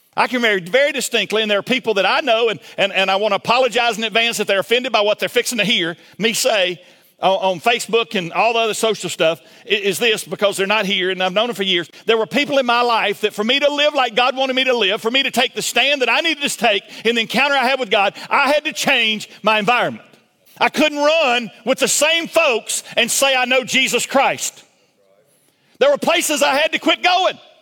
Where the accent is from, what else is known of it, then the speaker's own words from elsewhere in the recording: Milledgeville, Georgia, United States; I grew up in Milledgeville, Georgia